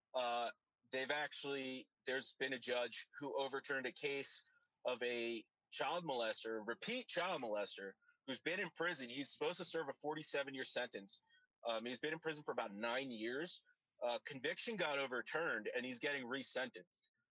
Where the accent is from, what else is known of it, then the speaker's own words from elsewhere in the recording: Seaside Heights, New Jersey, United States; my hometown of uh, Seaside, Toms River area, New Jersey